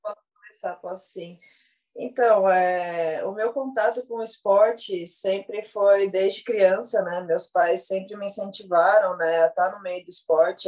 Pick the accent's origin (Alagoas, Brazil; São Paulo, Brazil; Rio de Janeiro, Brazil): São Paulo, Brazil; Guaratinguetá; na minha cidade, eu sou do interior de Guaratinguetá